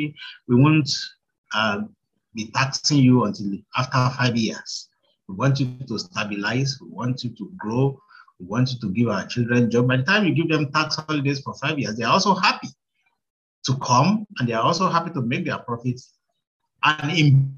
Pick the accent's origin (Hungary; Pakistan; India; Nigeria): Nigeria; Ipetumodu, Osun; you schooled in Ikpetumodu, which is my hometown